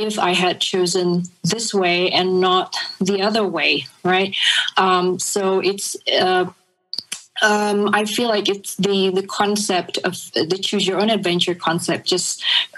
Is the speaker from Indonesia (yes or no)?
yes; Jakarta, Indonesia; moved away as an adult; also born or lived in New York; Jakarta is my hometown.